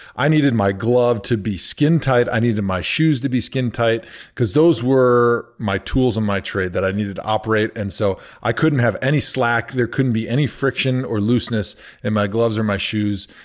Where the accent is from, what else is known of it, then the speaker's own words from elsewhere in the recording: Wisconsin, United States; I grew up in Wisconsin